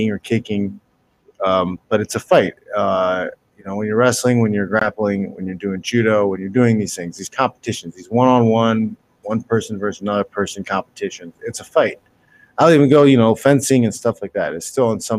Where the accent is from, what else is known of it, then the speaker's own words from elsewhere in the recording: Midwest, United States; I grew up in the Midwest